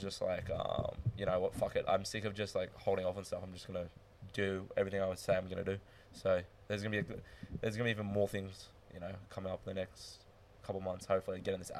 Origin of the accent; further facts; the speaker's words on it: Melbourne, Victoria, Australia; moved away; I was born in Melbourne